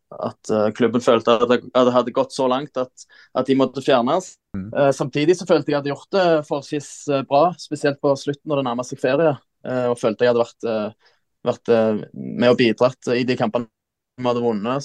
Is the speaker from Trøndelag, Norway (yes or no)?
no; Jørpeland, Rogaland, Norway; moved away; hjemme på Jørpeland, var på ferie hjemme